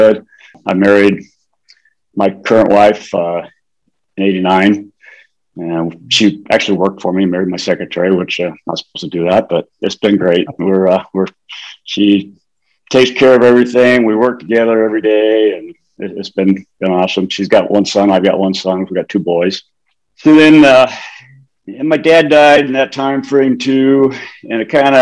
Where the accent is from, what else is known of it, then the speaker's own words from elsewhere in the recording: Anchorage, Alaska, United States; I was born in Anchorage, Alaska